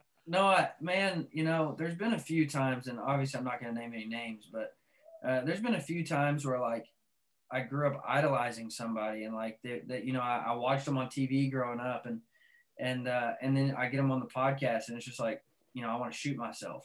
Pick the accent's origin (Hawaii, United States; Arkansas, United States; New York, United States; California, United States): Arkansas, United States; I grew up in Arkansas